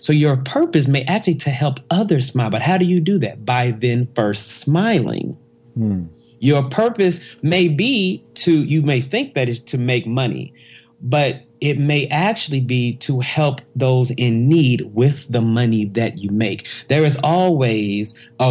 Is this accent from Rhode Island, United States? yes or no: no; Oklahoma City, Oklahoma, United States; I'm originally from Oklahoma City. Grew up there.